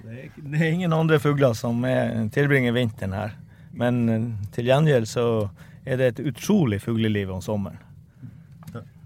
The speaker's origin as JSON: {"language": "Norwegian", "town": "Hammerfest", "region": "Finnmark", "country": "Norway", "said": "jeg er opprinnelig fra Hammerfest"}